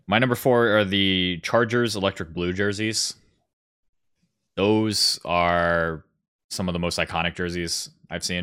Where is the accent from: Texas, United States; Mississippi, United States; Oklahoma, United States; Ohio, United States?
Ohio, United States; Columbus; I'm from Columbus.